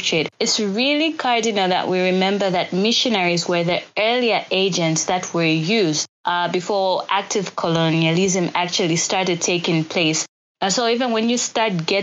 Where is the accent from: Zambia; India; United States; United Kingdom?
Zambia